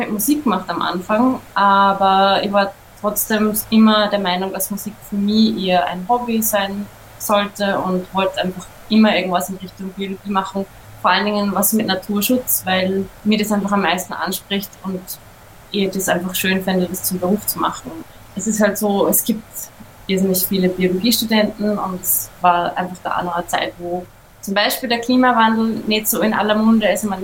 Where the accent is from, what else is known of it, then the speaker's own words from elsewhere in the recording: Upper Austria, Austria; Ich bin ja in Oberösterreich aufgewachsen am Land